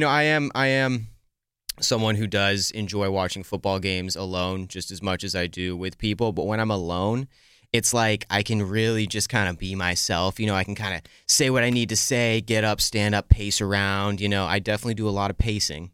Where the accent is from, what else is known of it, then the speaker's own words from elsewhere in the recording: the Bay Area, California, United States; moved away; when I was home in California, where I grew up in the Bay